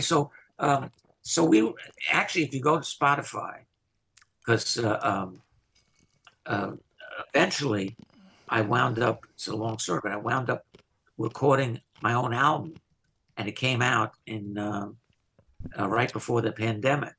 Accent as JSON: {"language": "English", "town": "New York City", "region": "New York", "country": "United States", "tie": "born or raised there", "said": "my mentors growing up in Queens"}